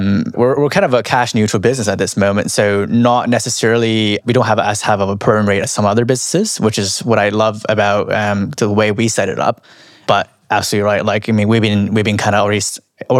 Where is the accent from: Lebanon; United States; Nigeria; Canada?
Canada; now in London, United Kingdom; No. I'm Chinese Canadian, actually.